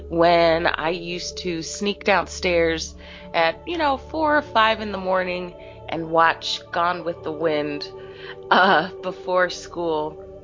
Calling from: Philadelphia, Pennsylvania, United States; I'm calling from Philadelphia, Pennsylvania

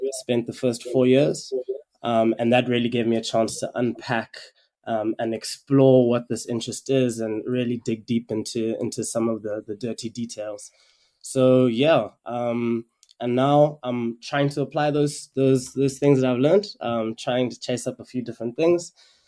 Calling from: Kampala, Central Region, Uganda; So I am dialing in from Kampala, Uganda. I recently moved here to pursue a couple of different opportunities. I actually also studied in Cape Town.

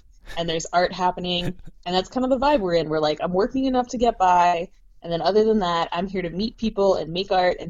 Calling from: Victoria, British Columbia, Canada; I am coming from Victoria, which is a small city, mm-hmm. like much smaller than Montreal, and I find people here have way more time for me.

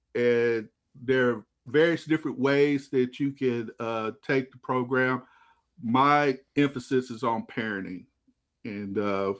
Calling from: Waxahachie, Texas, United States; Down in Texas, Waxahachie, Texas, just a little south of Dallas County.

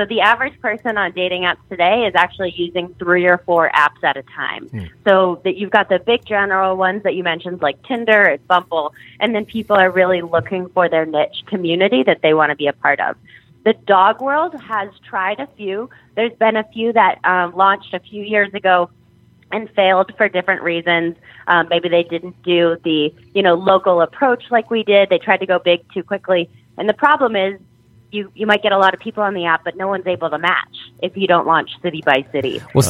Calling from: New Orleans, Louisiana, United States; I'm calling you from New Orleans right now, and I work with a lot of people in different military bases around the South.

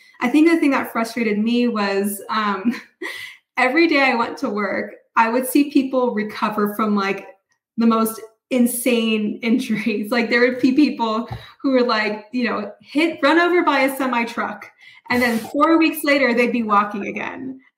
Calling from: Reno, Nevada, United States; Reno, Nevada.

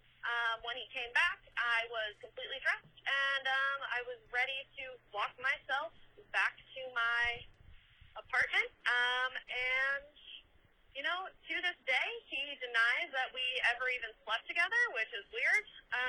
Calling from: Rhode Island, United States; I'm calling from Rhode Island

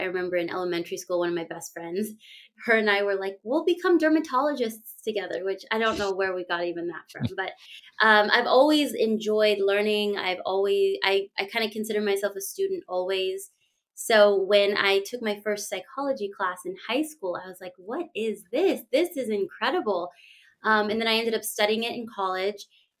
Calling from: California, United States; I am joining you from California. Right now I'm in my home. This is also my office. I work virtually and I split my time between Northern California and Southern. Right now I'm in Northern California.

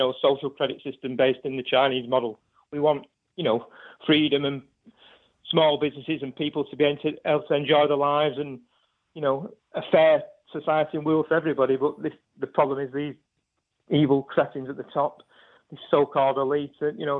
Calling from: Salford, North West England, United Kingdom; Not so far from yourself, in sunny Salford, Pimbury.

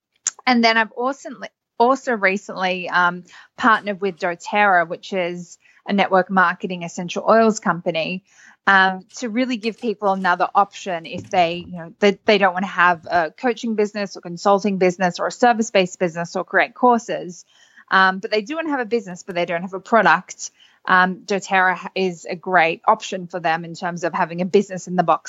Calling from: Sydney, New South Wales, Australia; I'm calling in from Sydney, Australia.

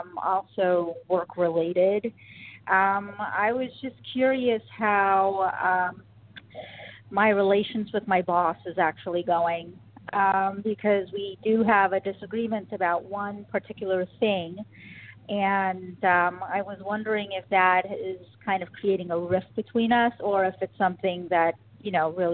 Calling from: New York City, New York, United States; I'm calling from New York City.

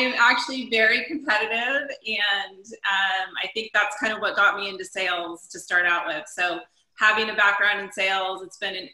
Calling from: Los Altos, California, United States; I'm calling from Northern California. I'm in Los Altos right now.

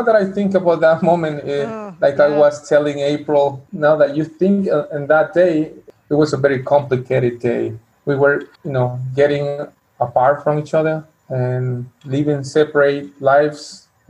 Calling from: Chiapas, Mexico; English is a second language; I am speaking from Chiapas, Mexico, and I live in a little town near to Guatemala. We are like 5 hours, 6 hours from the border from Guatemala. It's a small town southeast of Chiapas.

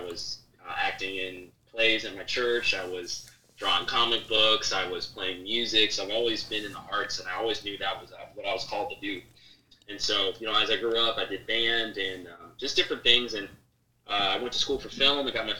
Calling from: Virginia, United States; I'm calling from Virginia.

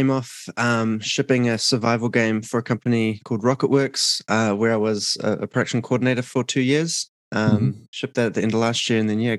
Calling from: Auckland, New Zealand; I'm calling in from Auckland, New Zealand, in the south, southern hemisphere.

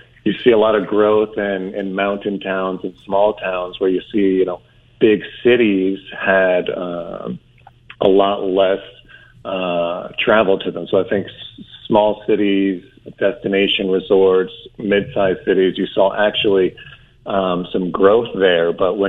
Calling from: Scottsdale, Arizona, United States; I am currently in Scottsdale, Arizona.

